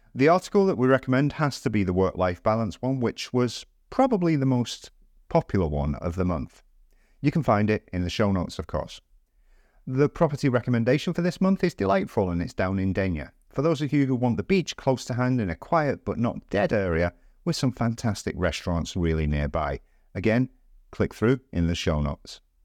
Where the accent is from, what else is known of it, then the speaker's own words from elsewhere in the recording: England, United Kingdom; now in Valencia, Spain; our thoughts as English people